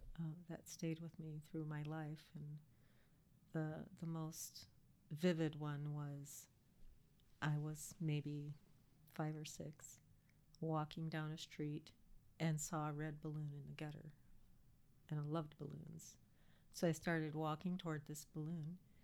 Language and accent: English; St. Paul, Minnesota, United States; born there; also born or lived in Hawaii; I was born in St. Paul.